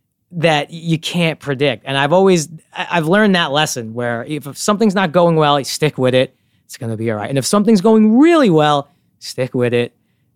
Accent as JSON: {"language": "English", "town": "Brooklyn", "region": "New York", "country": "United States", "tie": "born or raised there", "said": "I grew up in Bensonhurst, Brooklyn in the 90s, which is an amazing place to grow up."}